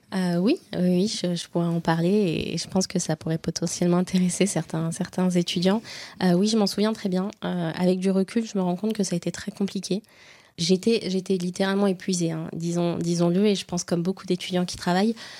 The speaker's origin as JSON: {"language": "French", "town": "Oyonnax", "region": "Auvergne-Rhône-Alpes", "country": "France", "tie": "born or raised there", "also_born_or_lived": "Nantua", "moved": "as an adult", "lives_now": "Lyon, France", "said": "Je suis lyonnaise depuis le début de mes études, euh, mais je suis originaire de d'Oyonnax"}